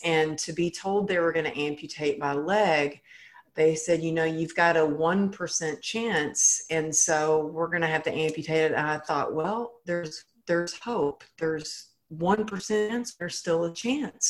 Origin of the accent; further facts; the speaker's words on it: Texas, United States; I grew up in Texas where it was like, you know, I was taught cowgirl up